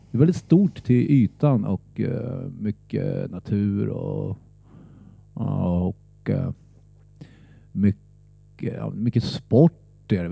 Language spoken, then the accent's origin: Swedish; Södertälje, Stockholm County, Sweden; Ja, det är jag. Där är min far född och där är min äldsta son eh, född, mitt äldsta barn.